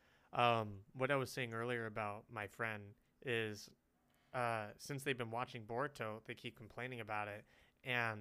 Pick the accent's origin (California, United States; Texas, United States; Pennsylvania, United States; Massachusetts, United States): California, United States; moved away; as I was growing up in California, because I was born in California